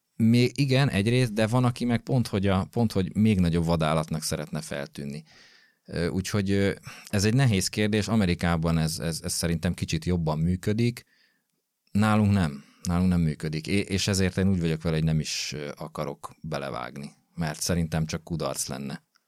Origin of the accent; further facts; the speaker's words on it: Gödöllő, Pest, Hungary; én gödöllői vagyok, illetve Gödöllön nőttem föl